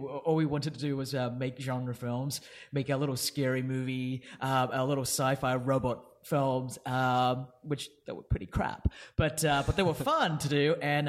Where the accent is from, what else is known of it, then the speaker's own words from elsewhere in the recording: Perth, Western Australia, Australia; I grew up in Perth, yes.